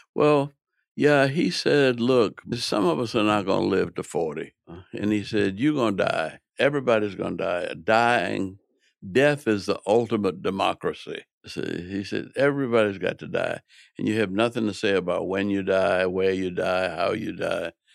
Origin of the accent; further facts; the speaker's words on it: New Orleans, Louisiana, United States; I grew up in New Orleans